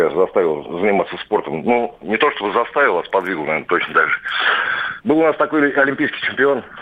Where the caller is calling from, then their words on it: Moscow, Russia; я из Москвы.